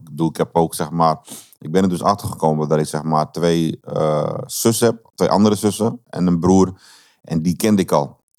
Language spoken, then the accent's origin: Dutch; Amsterdam, North Holland, Netherlands; moved away; also born or lived in Ede; ik ben opgegroeid in Amsterdam-West, in Slotermeer